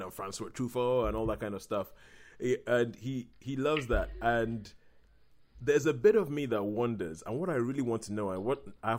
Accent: United Kingdom; we are British

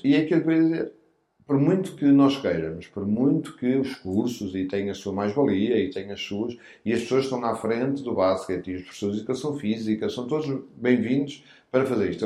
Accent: Porto, Norte, Portugal; eu são cresci na rua, na Sé, no Porto

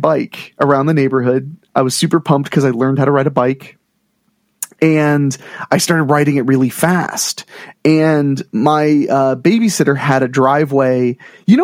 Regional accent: Ohio, United States; I grew up in Ohio

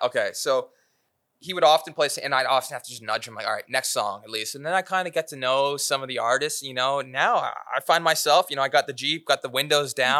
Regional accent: Aurora, Ontario, Canada; Connor McDavid grew up five minutes from from my hometown.

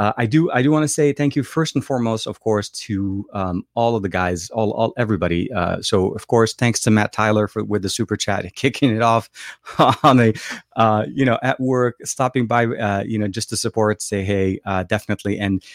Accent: Lebanon; born there; English is a second language; So I was born in Lebanon and I speak Arabic, French, and English fluently.

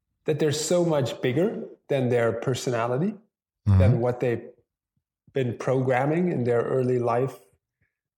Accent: Netherlands; moved away as an adult; now in Chiang Mai, Thailand; I'm actually from the Netherlands originally, but been living in Thailand, Chiang Mai, Thailand for the last 12 years

